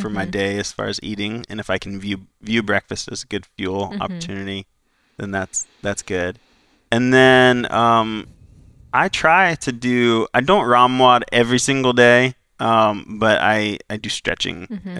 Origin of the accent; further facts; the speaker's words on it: Florida, United States; I'm from Florida